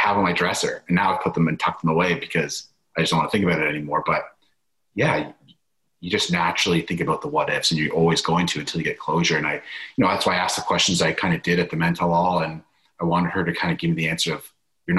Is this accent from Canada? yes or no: yes; Canada; I'm from Canada